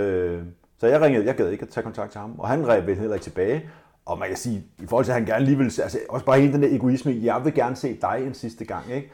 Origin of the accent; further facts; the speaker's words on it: Denmark; Vi er jo danskere